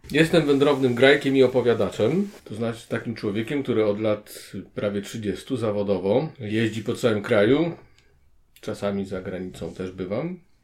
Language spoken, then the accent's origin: Polish; Gdańsk, Pomeranian Voivodeship, Poland; now in Kraków, Poland; Jestem rodowitym gdańszczaninem, mieszkającym na stałe w Krakowie.